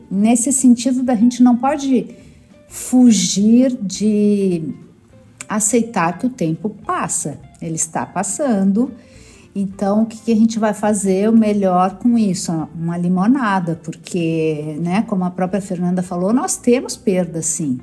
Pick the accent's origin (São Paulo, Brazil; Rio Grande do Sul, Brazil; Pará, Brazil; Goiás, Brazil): Rio Grande do Sul, Brazil; eu sou gaúcha e no sul a gente tem essa coisa de pronunciar Adri, em vez de Dri